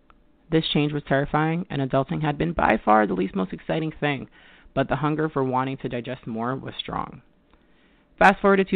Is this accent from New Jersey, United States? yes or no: no; Mount Vernon, New York, United States; also born or lived in Middletown, New York; I was born in Mount Vernon, New York, where I grew up in an exclusively Jamaican household.